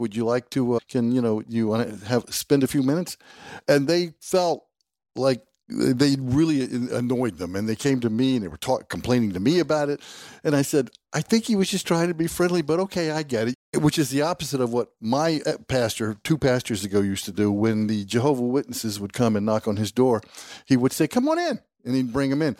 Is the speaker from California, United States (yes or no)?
no; South Georgia, United States; Having grown up in the South, uh, deep South, I grew up in South Georgia